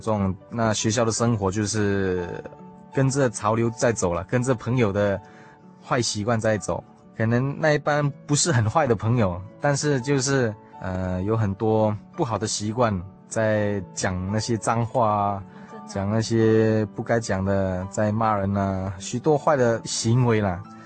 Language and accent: Chinese; Subang Jaya, Selangor, Malaysia; moved away as an adult; also born or lived in South Australia; now in Taiwan; 小弟来自马来西亚靠近首都的地方，名叫吉隆坡。 那真正家的环境是靠近国际机场，它的地方名叫苏邦